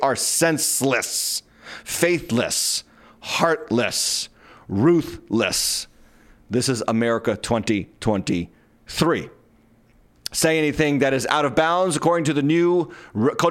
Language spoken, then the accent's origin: English; Massachusetts, United States; I'm from Massachusetts